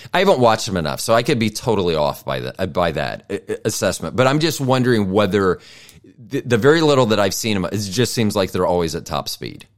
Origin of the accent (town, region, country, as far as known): Tampa, Florida, United States; born or raised there